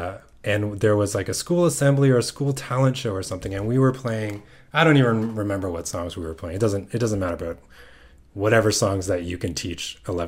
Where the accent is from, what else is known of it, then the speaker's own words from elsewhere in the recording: Mississauga, Ontario, Canada; Yeah. Yeah. Just outside Toronto.